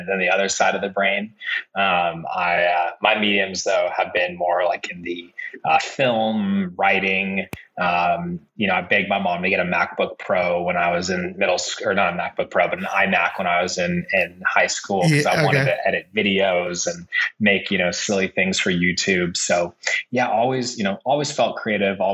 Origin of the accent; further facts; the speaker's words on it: San Rafael, California, United States; Bay Area native, grew up right across the bridge in San Rafael